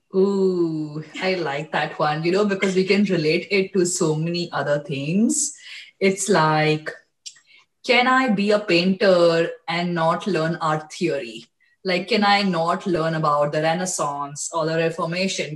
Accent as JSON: {"language": "English", "country": "India", "tie": "born or raised there", "moved": "as an adult", "lives_now": "United States", "said": "i was born and raised in India"}